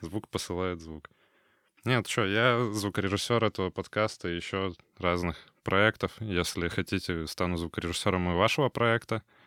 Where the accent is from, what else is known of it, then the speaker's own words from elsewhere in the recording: Kurgan, Kurgan Oblast, Russia; now in Kaliningrad, Russia; Я, например, из Кургана уехал в 2008 м